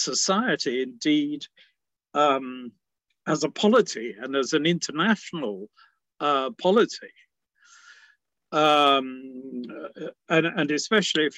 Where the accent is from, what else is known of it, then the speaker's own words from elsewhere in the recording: England, United Kingdom; my dad was English and I was brought up in England. But my mother was Scottish